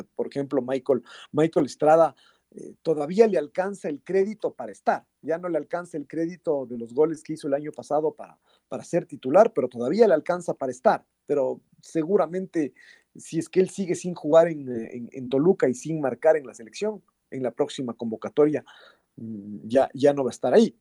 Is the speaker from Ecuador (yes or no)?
yes; Ecuador; nosotros somos de Ecuador